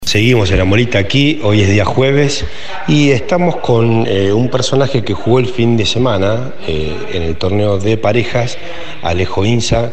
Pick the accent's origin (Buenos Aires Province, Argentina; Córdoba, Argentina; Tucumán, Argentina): Buenos Aires Province, Argentina; Tandil; somos de acá de Tandil